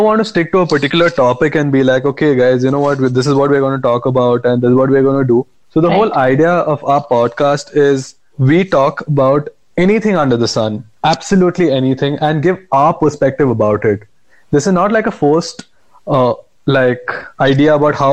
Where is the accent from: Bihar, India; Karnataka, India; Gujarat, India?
Karnataka, India; Bangalore; also born or lived in Goa; I am from Bangalore, born in Goa, brought up in Bangalore, and my parents are from Bangalore